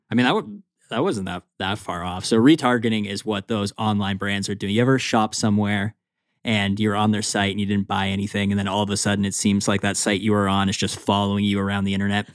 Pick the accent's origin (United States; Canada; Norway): Canada; I am Canadian